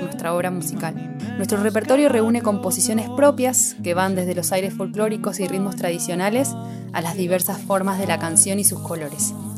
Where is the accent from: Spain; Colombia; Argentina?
Argentina; southern Santa Fe; Pertenecemos al sur de Santa Fe. Venimos de Rosario y de Venado Tuerto